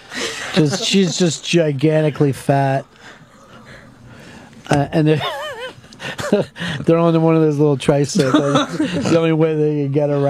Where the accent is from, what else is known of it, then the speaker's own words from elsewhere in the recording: Pennsylvania, United States; I'm from Pennsylvania, where the Wyeth family is from